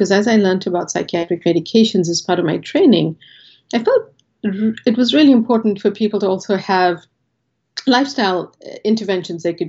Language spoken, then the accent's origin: English; South Africa; moved away as an adult; now in Boston, United States; a large South Asian family growing up in South Africa